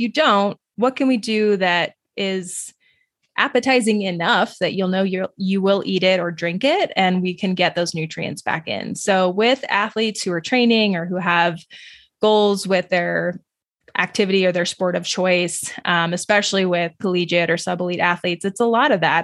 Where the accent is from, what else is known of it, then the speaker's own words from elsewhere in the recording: New Mexico, United States; I grew up in New Mexico